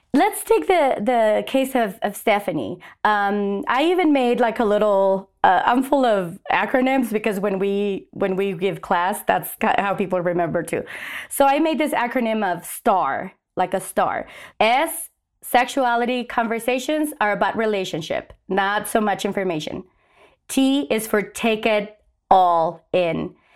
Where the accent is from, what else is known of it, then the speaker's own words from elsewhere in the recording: Mexico; now in Albuquerque, United States; I was raised in Mexico.